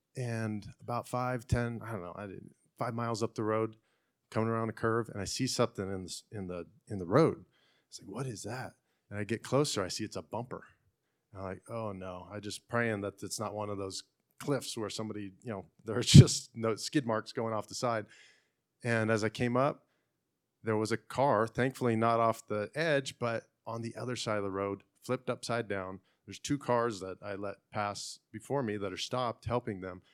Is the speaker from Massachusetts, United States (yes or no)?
no; Fresno, California, United States; now in Clovis, United States; I'm from Fresno. I live in Clovis